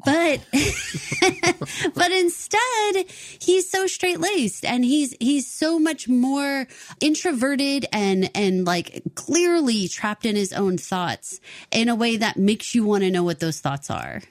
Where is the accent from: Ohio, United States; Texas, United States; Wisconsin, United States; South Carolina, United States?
Texas, United States; Paul and I are both born and raised in Texas